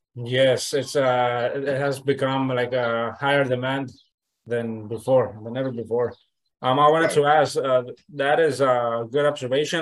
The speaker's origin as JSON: {"language": "English", "region": "Nayarit", "country": "Mexico", "said": "I'm from originally from Nayarit, Nayarit, Mexico"}